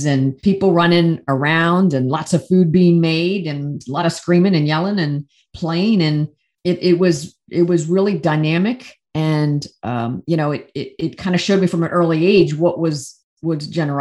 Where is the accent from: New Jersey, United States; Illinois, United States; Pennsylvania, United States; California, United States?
Pennsylvania, United States; central; first language English; I grew up in central Pennsylvania in a small town, not diverse.